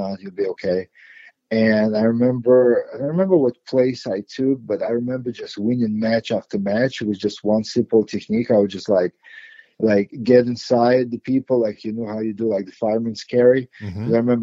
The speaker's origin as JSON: {"language": "English", "region": "Moscow", "country": "Russia", "tie": "born or raised there", "also_born_or_lived": "Ukraine / New York, United States / New Jersey, United States", "moved": "yes", "lives_now": "United States", "said": "as a young kid, like I grew up in Moscow"}